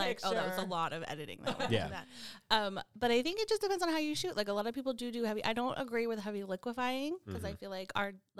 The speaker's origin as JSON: {"language": "English", "region": "California", "country": "United States", "tie": "born or raised there", "said": "growing up in Southern California was the best."}